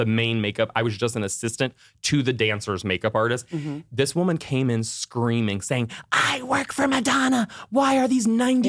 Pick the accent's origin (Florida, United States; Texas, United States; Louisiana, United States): Florida, United States; Orlando; I'm from Orlando